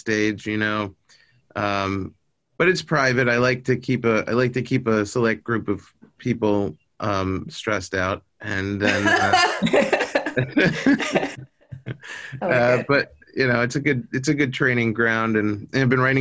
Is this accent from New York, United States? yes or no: yes; New York, United States; now in Los Angeles, United States; I was born in New York.